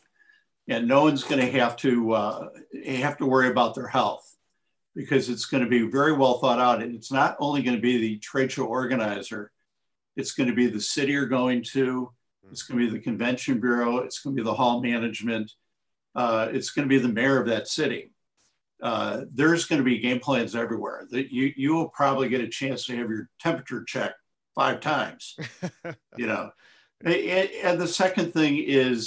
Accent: Chicago, Illinois, United States; I'm from Chicago

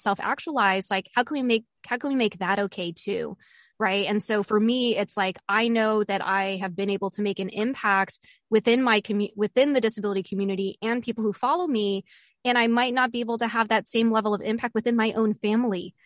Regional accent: Bethesda, Maryland, United States; moved away; Bethesda, Bethesda, Maryland, which is where I grew up. So I'm going back to my hometown

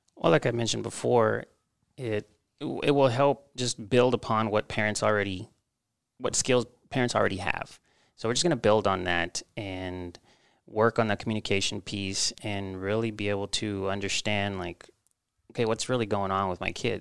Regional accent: Texas, United States; moved away as an adult; also born or lived in Mexico; now in Omaha, United States; I was born in Mexico, and, uh, my family traveled here when I was about, uh, two years old. And I grew up in Texas, so I'm a Texas boy at heart.

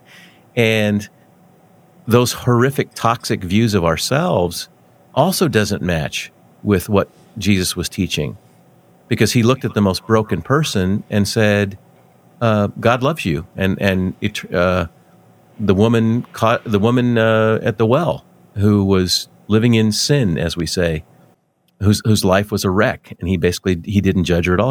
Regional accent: Denver, Colorado, United States; now in Wichita, United States; I grew up in Denver, and I I uh, been in Wichita for a long, long time

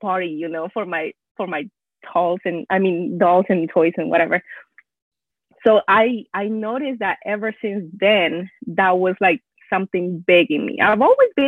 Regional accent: northern Peru, Peru; first language Spanish; English is a second language; moved away as an adult; also born or lived in Houston area, Texas; now in Houston, United States; I was born and raised in Peru, but moved here a while ago when I was 18

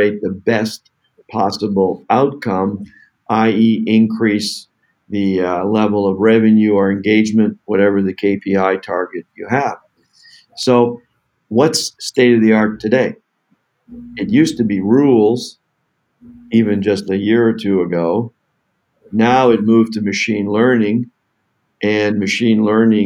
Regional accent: Canada; I'm from Canada

